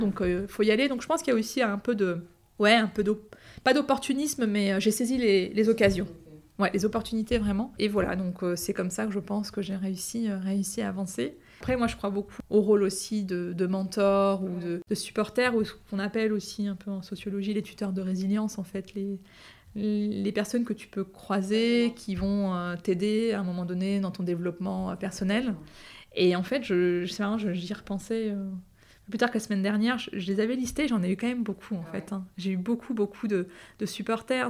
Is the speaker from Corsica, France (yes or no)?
no; Andrésy, Île-de-France, France; also born or lived in Bondy, Seine-Saint-Denis; J'ai grandi dans la ville d'Andrézy, une petite ville des Yvelines